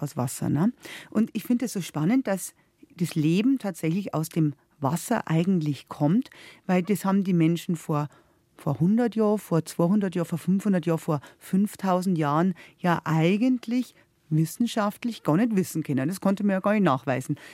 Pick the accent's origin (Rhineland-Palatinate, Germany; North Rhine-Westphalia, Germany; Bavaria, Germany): Bavaria, Germany; Upper; bei uns in Oberbayern